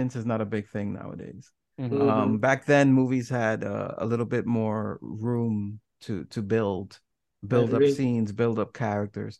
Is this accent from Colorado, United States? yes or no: no; New York City, New York, United States; I grew up in New York City